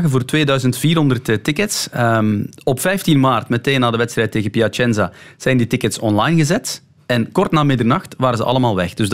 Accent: West Flanders, Belgium; Ik ben West-Vlaming

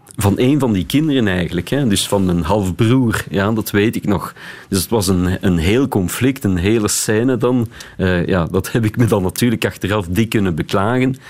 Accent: Beersel, Flanders, Belgium; ik ben opgegroeid in Beersel

